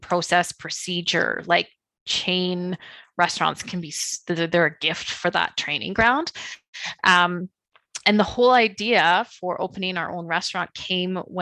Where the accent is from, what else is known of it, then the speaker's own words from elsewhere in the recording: Beaumont, Alberta, Canada; my hometown, Beaumont.